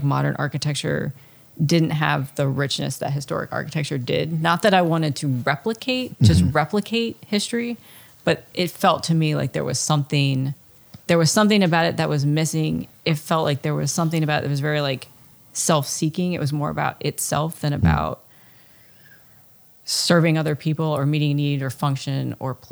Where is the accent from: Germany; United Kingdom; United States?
United States; Bucks County, Pennsylvania; where I grew up in Pennsylvania, it's north of Philadelphia, and it's kind of like one of those iconic Pennsylvania places.